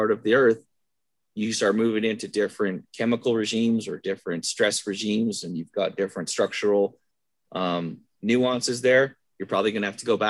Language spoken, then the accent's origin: English; Vancouver, British Columbia, Canada; So I'm originally from Vancouver, Canada. I graduated high school in 1998.